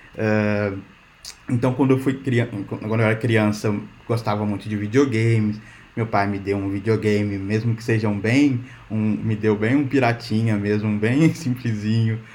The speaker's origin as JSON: {"language": "Portuguese", "region": "Minas Gerais", "country": "Brazil", "also_born_or_lived": "São Paulo", "moved": "as an adult", "lives_now": "Portugal", "said": "eu sou de Minas, trabalhei em São Paulo, agora eu estou aqui em Portugal"}